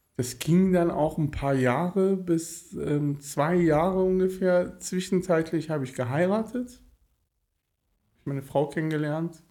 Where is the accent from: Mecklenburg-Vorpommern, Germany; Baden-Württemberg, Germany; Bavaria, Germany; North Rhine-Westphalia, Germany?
North Rhine-Westphalia, Germany; Cologne; also born or lived in Tehran, Iran; now in Bonn, Germany; bin mit acht Jahren nach Köln gekommen